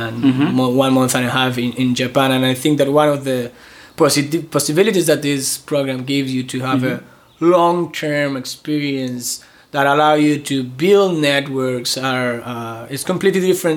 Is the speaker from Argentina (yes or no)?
yes; Argentina; I am from Argentina